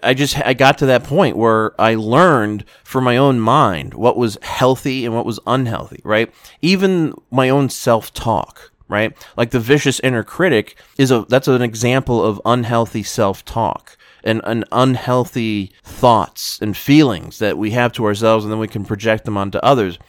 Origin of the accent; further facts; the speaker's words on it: South Florida, United States; growing up in South Florida